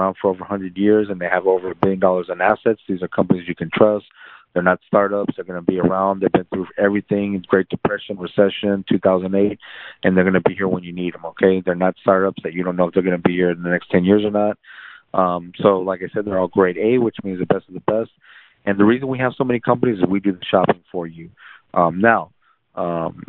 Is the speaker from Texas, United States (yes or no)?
yes; San Antonio, Texas, United States; also born or lived in South Korea / Laredo, Texas; now in McAllen, United States; I grew up in San Antonio. I lived in Laredo